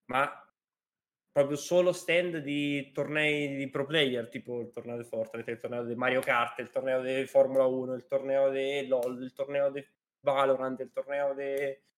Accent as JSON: {"language": "Italian", "country": "Spain", "second_language": "Italian", "said": "l'anno scorso, per io sono di Spagna"}